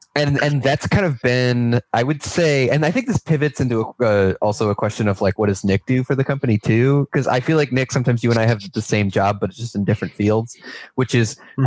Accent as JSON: {"language": "English", "region": "New York", "country": "United States", "moved": "as an adult", "lives_now": "Ohio, United States", "said": "So I moved to Ohio from New York, where I'm from, in 2016"}